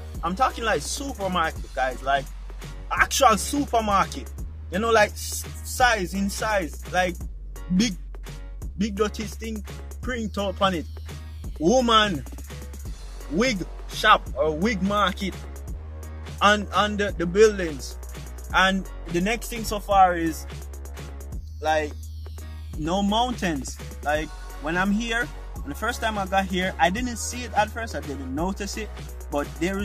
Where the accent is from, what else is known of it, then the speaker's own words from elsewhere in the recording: Jamaica; moved away as an adult; now in Florida, United States; as a Jamaican